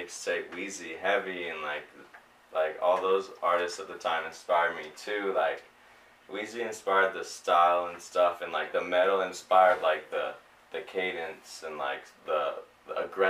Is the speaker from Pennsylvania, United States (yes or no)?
no; Pomona, California, United States; I'm from Pomona